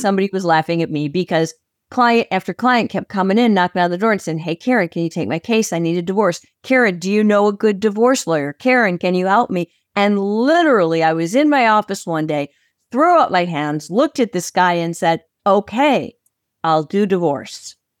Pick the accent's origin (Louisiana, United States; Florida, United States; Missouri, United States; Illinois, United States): Illinois, United States; Chicago; I am from Chicago, Illinois.